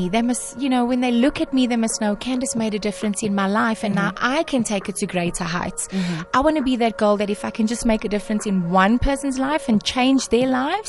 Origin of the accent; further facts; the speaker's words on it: Durban, KwaZulu-Natal, South Africa; I will always be that girl from Wentworth, from Durban